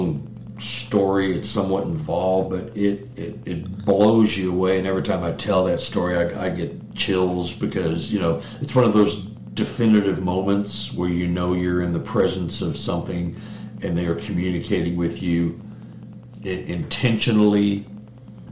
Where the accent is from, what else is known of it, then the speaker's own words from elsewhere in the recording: Dallas, Texas, United States; also born or lived in Austin; I'm from Dallas